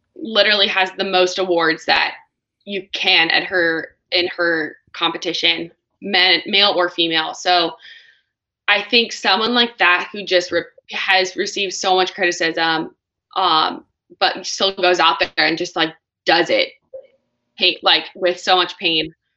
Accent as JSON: {"language": "English", "region": "California", "country": "United States", "said": "California, my home my home state"}